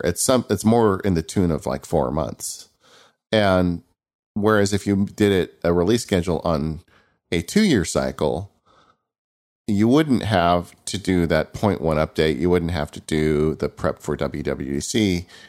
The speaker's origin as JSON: {"language": "English", "region": "California", "country": "United States", "tie": "born or raised there", "said": "growing up in California"}